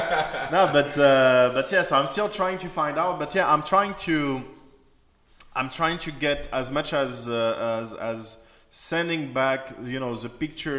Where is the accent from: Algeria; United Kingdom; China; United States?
China; English is a second language; So actually, social media is very new for me. Like, I came from China.